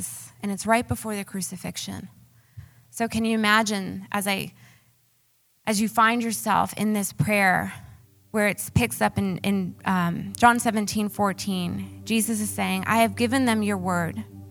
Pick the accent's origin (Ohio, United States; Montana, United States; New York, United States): New York, United States; Long Island; accent: New York; moved away; I actually grew up on Long Island